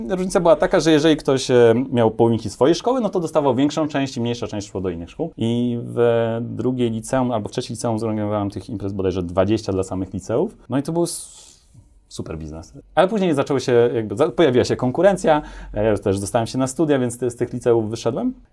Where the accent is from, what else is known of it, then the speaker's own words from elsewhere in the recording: Topolówka, Lublin Voivodeship, Poland; Ja jestem z Topolówki